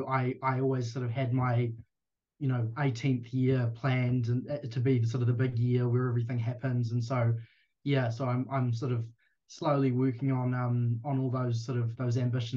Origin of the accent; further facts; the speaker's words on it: Whanganui, Manawatū-Whanganui, New Zealand; just outside of my hometown, Whanganui